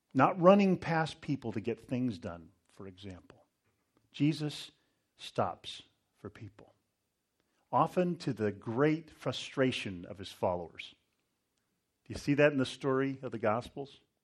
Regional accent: Northern California, United States; I grew up near the American River, up in Northern California

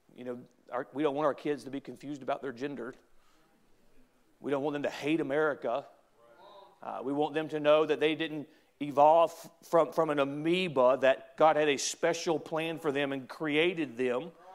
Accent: United States

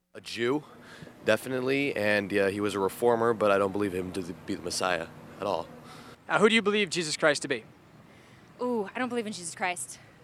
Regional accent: the Bible Belt, United States; I grew up in the Bible Belt

